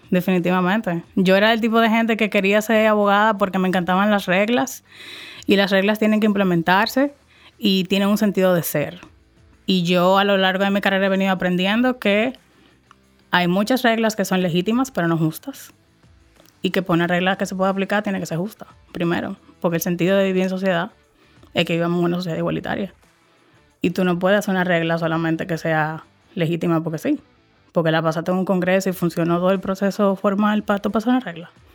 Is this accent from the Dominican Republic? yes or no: yes; Dominican Republic; soy dominicana, dominicanísima. Eso sí me describe mucho. Adoro, amo mi país, cada fibra de mi país